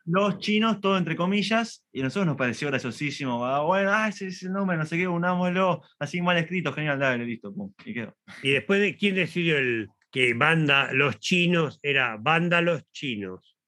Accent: Argentina; nosotros somos argentinos

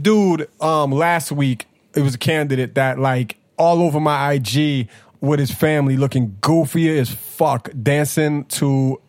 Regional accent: Massachusetts, United States; I'm from Mass.

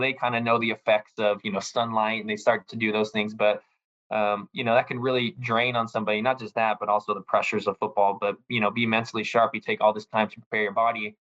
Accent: Hawaii, United States; also born or lived in California; especially for me, I came from Hawaii, from California, where, you know, it can be sunny, you know, 90% of the time

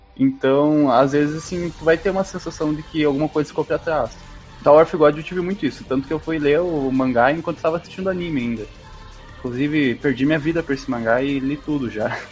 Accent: Brazil; eu sou brasileiro

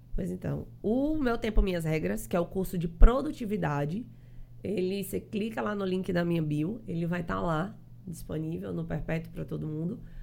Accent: Fortaleza, Ceará, Brazil; now in João Pessoa, Brazil; eu sou cearense, sou lá de Fortaleza.

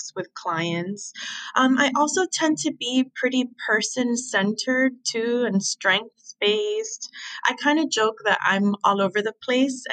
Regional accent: Miami, Florida, United States; moved away; also born or lived in Philadelphia; I was so lucky to grow up in Miami. Like, that's my hometown.

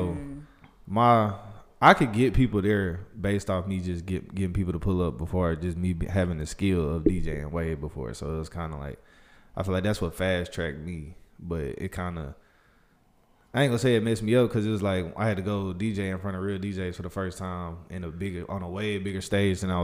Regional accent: Huntsville, Alabama, United States; I'm from Huntsville

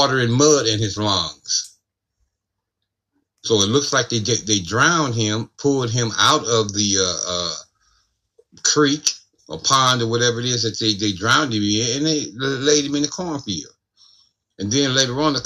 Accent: Ohio, United States; my home state of Ohio

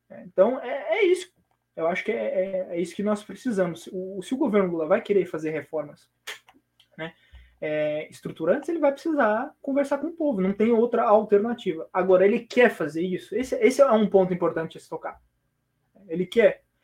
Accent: Brazil; eu sou otimista enquanto, enquanto brasileiro

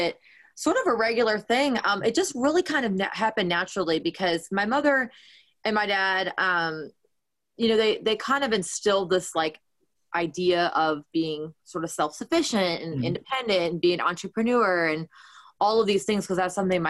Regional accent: Canton, Michigan, United States; moved away as an adult; also born or lived in Detroit; now in Nashville, United States; I grew up in a town called Canton, and that was like a suburb, you know, kind of Detroit, kind of halfway between Ann Arbor and Detroit, the city.

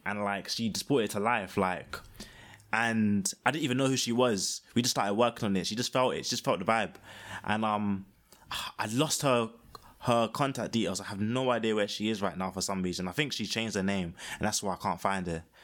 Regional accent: London, United Kingdom; I was born in Peckham and, um, haven't left other than for that one, the uni times

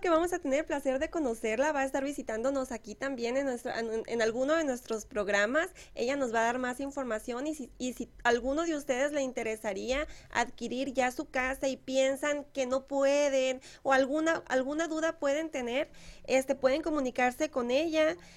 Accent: Moctezuma, Mexico; moved away; la presidencia de Moctezuma de mi pueblo

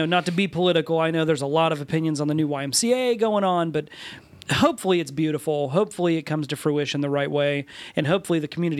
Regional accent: Muncie, Indiana, United States; I was born and raised in Muncie. I've always lived in Muncie. I own a business in Muncie. My kids are being raised in Muncie

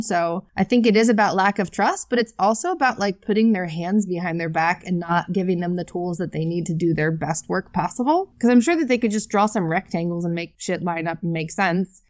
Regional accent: United States; We're both American

